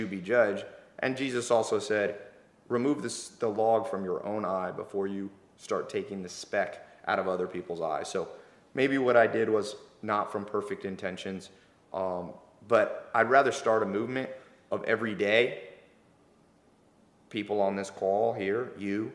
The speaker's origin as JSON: {"language": "English", "town": "Long Beach", "region": "California", "country": "United States", "said": "I'm from that area. I'm from Long Beach, which is kind of the ghetto"}